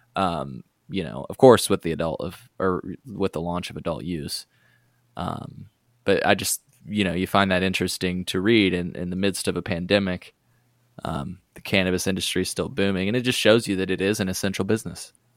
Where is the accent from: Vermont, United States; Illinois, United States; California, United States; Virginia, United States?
Illinois, United States; we're from Illinois